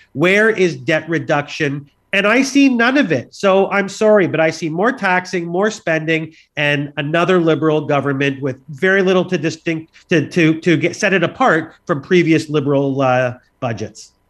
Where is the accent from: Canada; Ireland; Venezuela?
Canada; we're Canadian